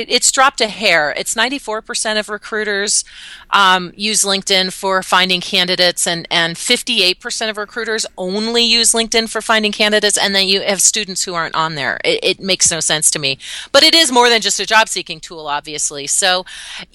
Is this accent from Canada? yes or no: yes; Canada; now in Denver area, United States; I'm actually Canadian, but I've lived about an hour outside of Denver for about 15 years